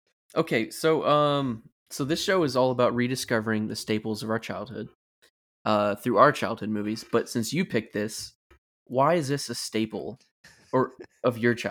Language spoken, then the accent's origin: English; Florida, United States; we grew up all in Florida, so every summer it would be filled with tropical storms and whatnot.